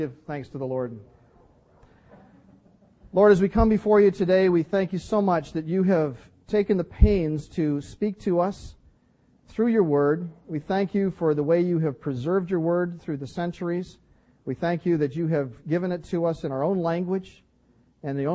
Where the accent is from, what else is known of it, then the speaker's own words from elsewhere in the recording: Canada; I'm from Canada